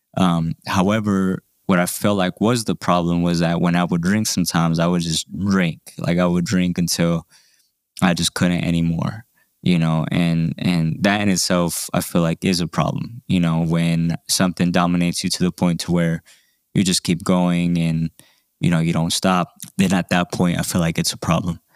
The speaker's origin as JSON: {"language": "English", "town": "Denver", "region": "Colorado", "country": "United States", "tie": "born or raised there", "said": "I was a teenager growing up in South Denver"}